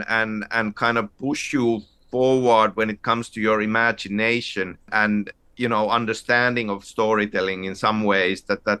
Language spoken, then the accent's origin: English; Finland; growing up in Finland, where pretty much every family has a summer cabin